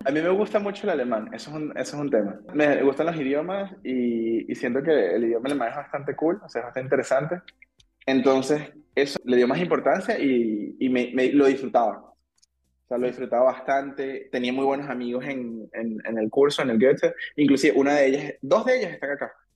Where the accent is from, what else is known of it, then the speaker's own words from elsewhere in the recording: Caracas, Capital District, Venezuela; moved away as an adult; also born or lived in Aachen, Germany / Düsseldorf, Germany; now in Germany; yo tengo 31 años y, como tú dijiste, yo vengo de Venezuela y soy ingeniero